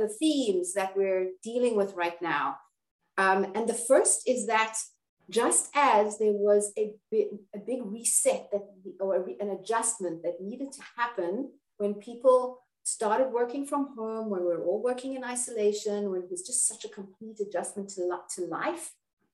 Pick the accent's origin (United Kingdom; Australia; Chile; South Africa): South Africa; Cape Town, Western Cape; I'm from South Africa, from Cape Town. You may be able to hear my accent.